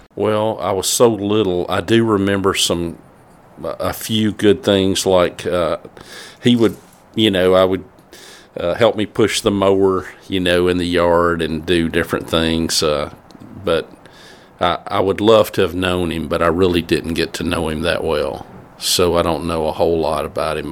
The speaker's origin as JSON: {"language": "English", "town": "Southaven", "region": "Mississippi", "country": "United States", "tie": "born or raised there", "also_born_or_lived": "Aberdeen, Mississippi", "said": "born in Aberdeen, Mississippi, but we moved to South Haven, Mississippi, when I was, I think, about four or five years old. So I grew up in South Haven."}